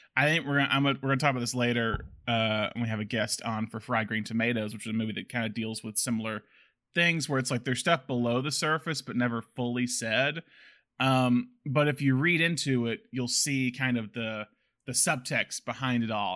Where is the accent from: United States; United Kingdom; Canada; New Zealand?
United States; the South; we're both from the South.